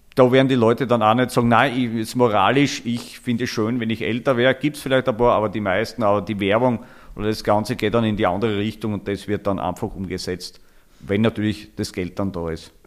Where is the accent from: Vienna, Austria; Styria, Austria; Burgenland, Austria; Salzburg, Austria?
Styria, Austria; also born or lived in Falls Church, Virginia, United States; bei uns in der Steiermark